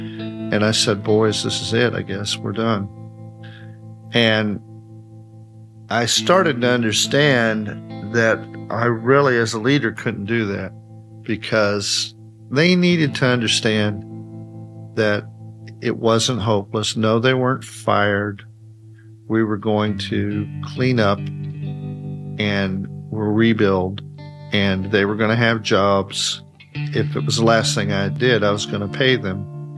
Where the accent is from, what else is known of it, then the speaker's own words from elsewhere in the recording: Mount Sterling, Kentucky, United States; In Mount Sterling, Kentucky.